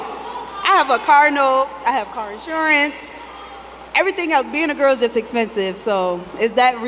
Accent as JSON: {"language": "English", "region": "Connecticut", "country": "United States", "said": "I'm from Connecticut."}